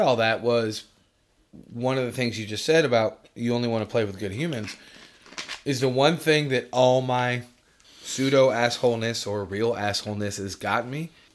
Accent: New York, United States; moved away; I'm from New York

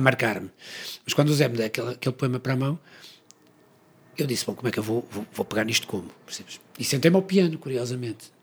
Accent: Porto, Norte, Portugal; nós viemos do Porto

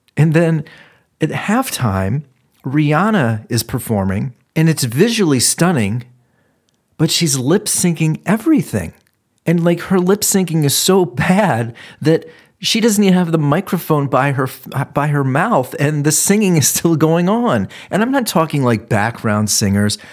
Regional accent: Ohio, United States; I'm from Ohio.

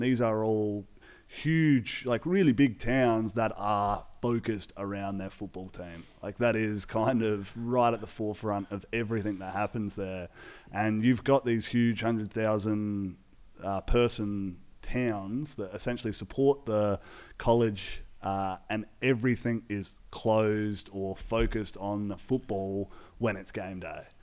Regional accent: Australia; we're Aussie guys.

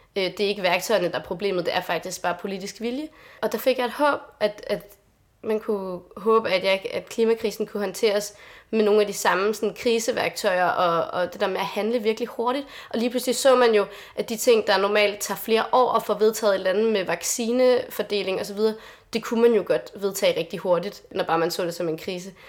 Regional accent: Lolland, Zealand, Denmark; jeg kommer selv fra Lolland

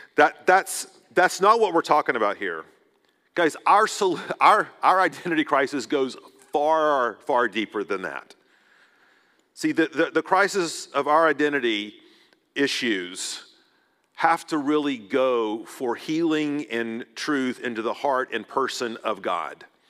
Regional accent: United States; as an American

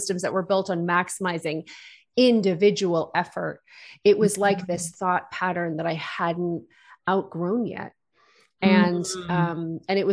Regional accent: Wales, United Kingdom; I grew up in a small town

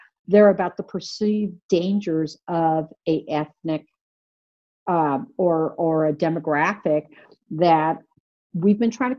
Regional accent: Mexico City, Mexico; born there; I was born in Mexico City, and I came up as in the 1960s.

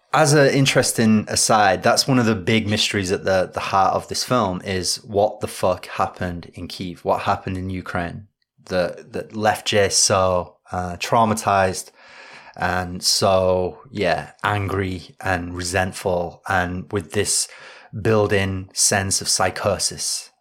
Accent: Yorkshire and the Humber, United Kingdom; I'm from Yorkshire

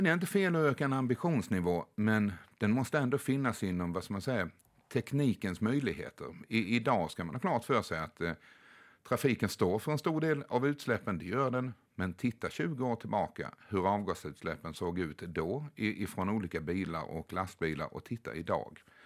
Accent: Sweden; hemma i Sverige

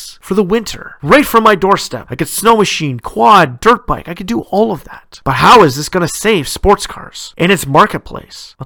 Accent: Ontario, Canada; my home province of Ontario

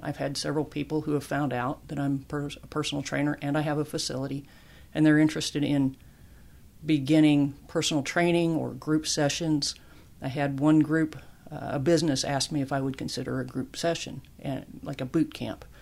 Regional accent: Larned, Kansas, United States; moved away as an adult; also born or lived in El Paso, Texas; a kid growing up in Kansas

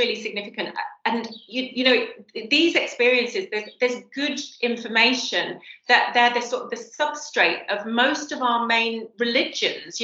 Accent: Cheshire, just outside Manchester, North West England, United Kingdom; I grew up just outside Manchester in Cheshire

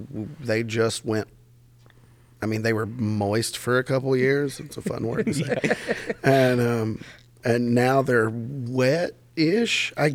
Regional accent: Berea, Kentucky, United States; growing up in Berea

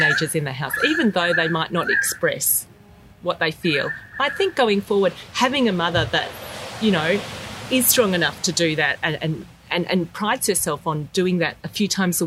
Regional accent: Melbourne, Victoria, Australia; moved away as an adult; now in Sydney, Australia; I'm from Melbourne

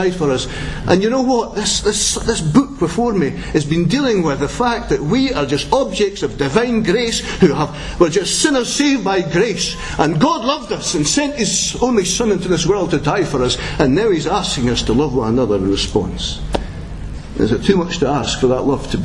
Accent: Scotland, United Kingdom; that ability we have as Scots

